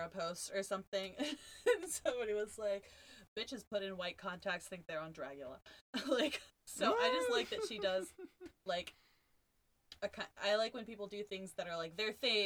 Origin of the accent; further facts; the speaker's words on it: Texas, United States; I am from Texas